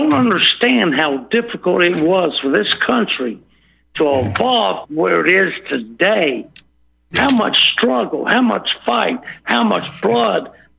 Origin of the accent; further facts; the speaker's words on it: the South, United States; I'm a Southerner by the grace of God.